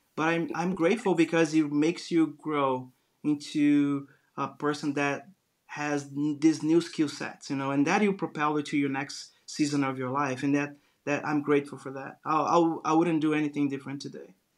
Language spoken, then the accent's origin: English; Brazil; English is a second language; moved away as an adult; now in United States; I grew up in Brazil watching Bugs Bunny